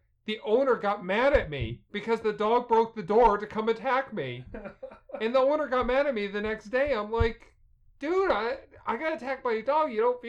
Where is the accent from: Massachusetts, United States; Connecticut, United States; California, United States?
Connecticut, United States; born or raised there